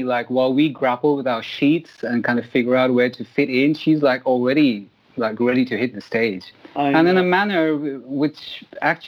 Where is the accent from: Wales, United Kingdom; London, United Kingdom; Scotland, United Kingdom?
London, United Kingdom; accent: London; moved away; also born or lived in India; London's still kind of my hometown. That's where I grew up.